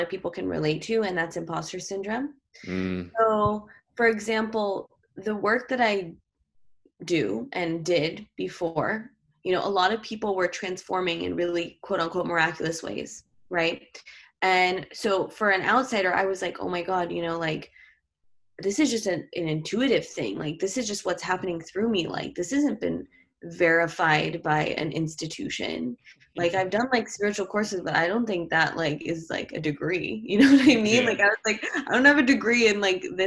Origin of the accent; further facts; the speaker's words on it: New York City, New York, United States; I grew up in New York City